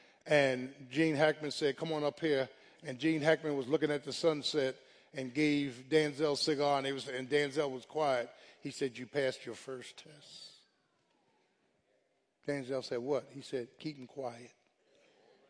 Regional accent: Philadelphia, Pennsylvania, United States; I'm from South Philly

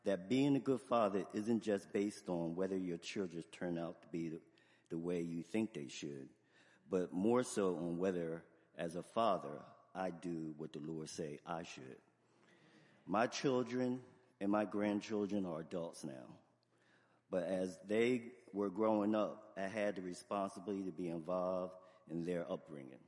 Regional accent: Camden, New Jersey, United States; I'm from Camden

